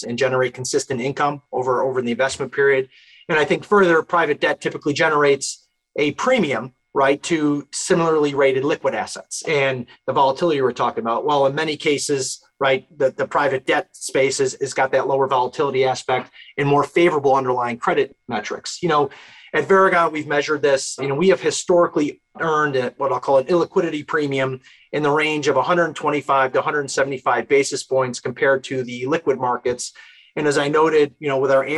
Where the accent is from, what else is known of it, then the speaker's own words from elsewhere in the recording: New Hartford, New York, United States; hometown, I'm from New Hartford, New York. It's in upstate New York